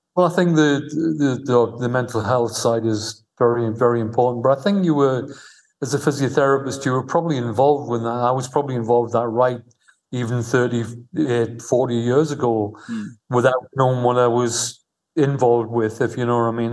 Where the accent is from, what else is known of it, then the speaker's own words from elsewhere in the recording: Newcastle upon Tyne, North East England, United Kingdom; moved away as an adult; also born or lived in London; now in Al Ain, United Arab Emirates; I was from Newcastle